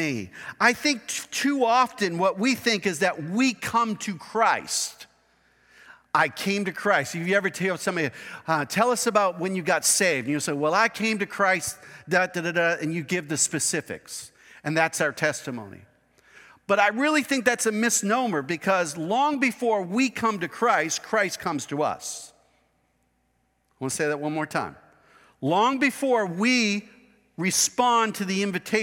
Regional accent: United States; I was born in the United States of America

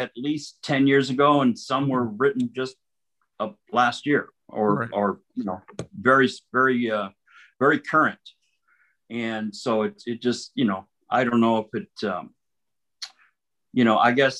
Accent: Southern California, United States; now in Minneapolis, United States; I grew up in Southern California

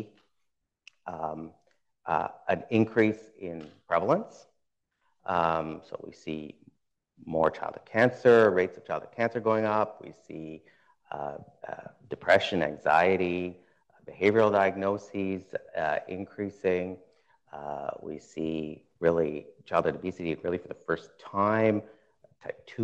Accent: Ottawa, Ontario, Canada; I grew up in Ottawa

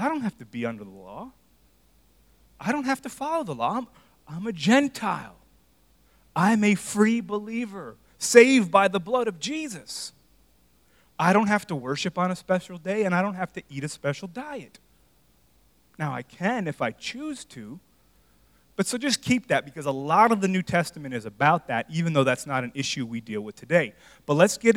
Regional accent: United States; I was born here. I'm an American

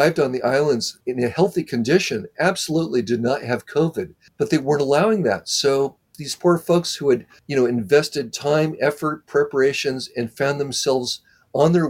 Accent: Southern California, United States; I'm from Southern California

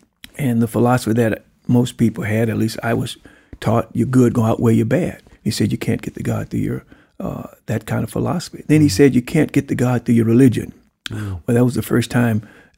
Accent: Pine Bluff, Arkansas, United States; And I came from Pine Bluff.

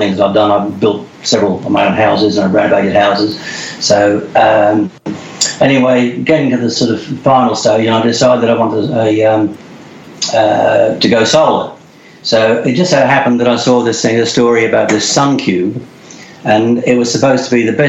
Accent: England, United Kingdom; born in England, and when I left school, I went to did an apprenticeship

